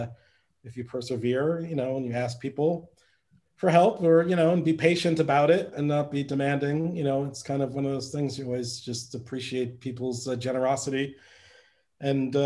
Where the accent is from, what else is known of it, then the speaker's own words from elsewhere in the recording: New York City, New York, United States; I grew up on the Upper West Side of Manhattan